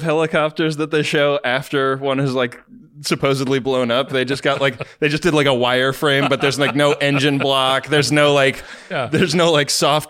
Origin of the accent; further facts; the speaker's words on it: Oakland, California, United States; also born or lived in San Francisco; I was born in San Francisco, John. I grew up in Oakland.